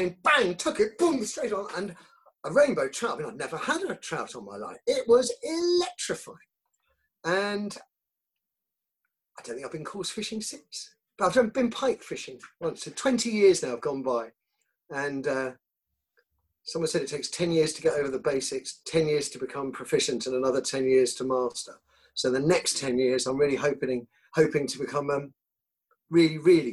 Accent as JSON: {"language": "English", "town": "Croydon", "region": "London", "country": "United Kingdom", "also_born_or_lived": "Swaffham", "moved": "as an adult", "said": "I'm from Croydon"}